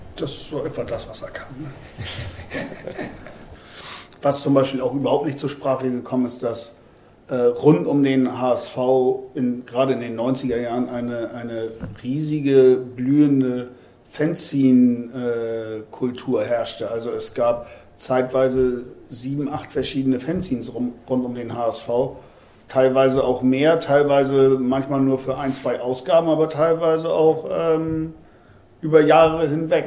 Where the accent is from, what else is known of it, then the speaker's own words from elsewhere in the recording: Hamburg, Germany; bei uns in Hamburg